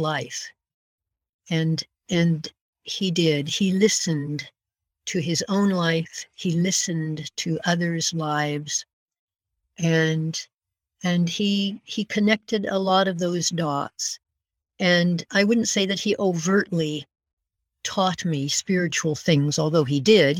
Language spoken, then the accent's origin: English; north end of Kootenay Lake, British Columbia, Canada; also born or lived in United States; we moved from the States to the north end of Kootenai Lake when I was a girl of 10